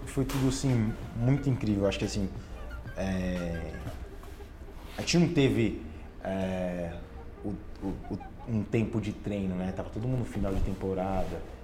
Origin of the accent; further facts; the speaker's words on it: Bauru, São Paulo, Brazil; Eu sou de Bauru, fui criado ali